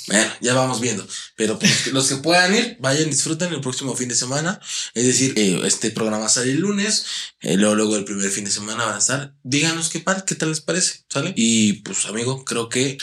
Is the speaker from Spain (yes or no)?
no; Mexico; yo soy mexicano